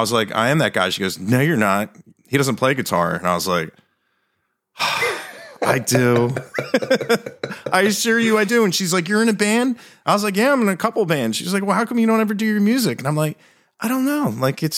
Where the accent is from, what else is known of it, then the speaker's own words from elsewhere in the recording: Delaware, United States; also born or lived in Philadelphia; I'm from Delaware.